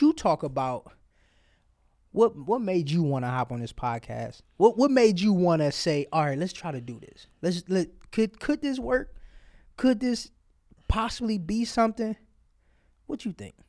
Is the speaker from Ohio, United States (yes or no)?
yes; Cleveland, Ohio, United States; I came from Cleveland Public School to the suburb